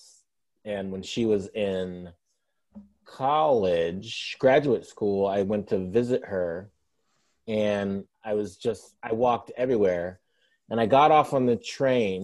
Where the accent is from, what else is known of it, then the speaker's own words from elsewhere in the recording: Detroit, Michigan, United States; I grew up walking around Detroit